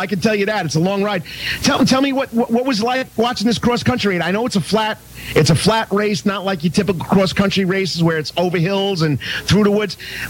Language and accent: English; Long Island, New York, United States; moved away; I'm up from Long Island.